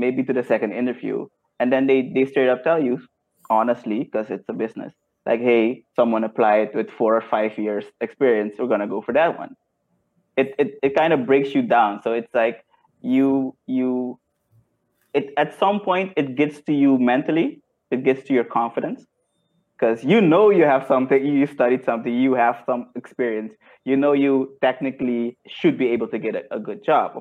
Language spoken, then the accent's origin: English; Suriname; also born or lived in Netherlands / Tilburg, Netherlands; now in Curaçao; I was born in the Netherlands. And then when I was 4, I went back to Suriname. So I grew up in Suriname.